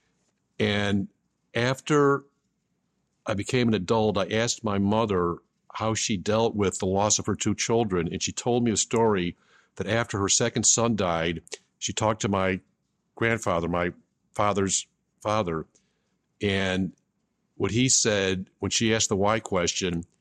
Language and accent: English; Buffalo, New York, United States; I grew up in Buffalo, New York